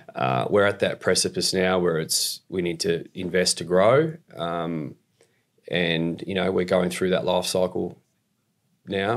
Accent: Australia; moved away as an adult; now in Canada; I'm from Australia. I live in Canada now.

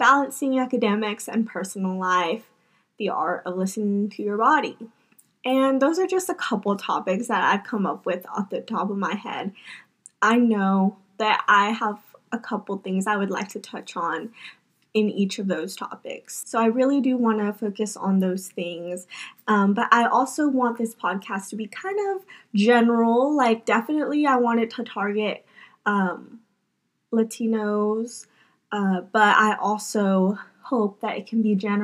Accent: Mississippi, United States; I was born and raised here in Mississippi

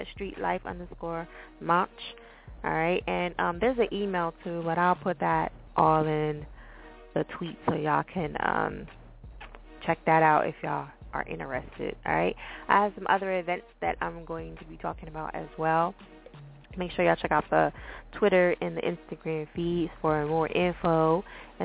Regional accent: New Jersey, United States; I'm from Jersey, so I speak really crazy.

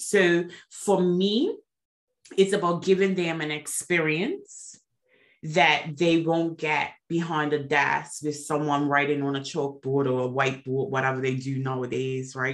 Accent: Bermuda; moved away; I am originally from Bermuda, so I am an island girl

